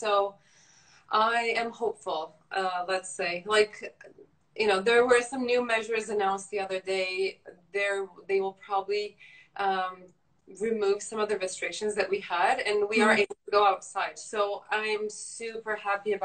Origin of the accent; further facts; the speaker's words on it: Turkey; moved away as an adult; also born or lived in Canada; I'm from Turkey. I lived there for 18 years, then moved to Canada for university.